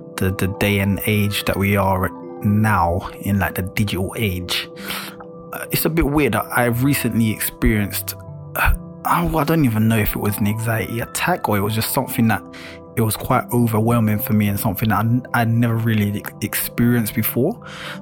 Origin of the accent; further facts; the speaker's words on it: London, United Kingdom; a black man at that, growing up in London